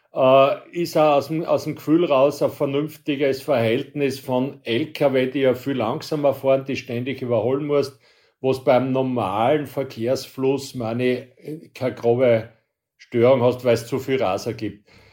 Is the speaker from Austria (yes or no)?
yes; Austria; Bei uns in Österreich